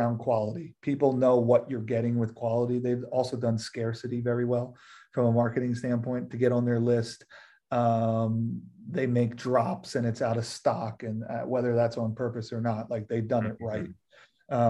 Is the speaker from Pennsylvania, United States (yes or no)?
yes; Philadelphia, Pennsylvania, United States; moved away; I'm from Philly